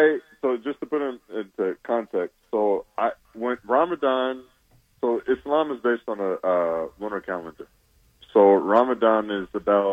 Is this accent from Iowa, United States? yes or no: no; Oklahoma City, Oklahoma, United States; moved away as an adult; also born or lived in Kentucky / Utah; So born and raised in Oklahoma City, grew up a diehard Oklahoma fan.